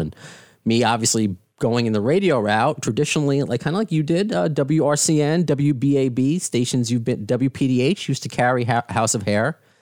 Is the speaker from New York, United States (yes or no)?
yes; Baldwin, New York, United States; a Long Island boy, because I grew up in Baldwin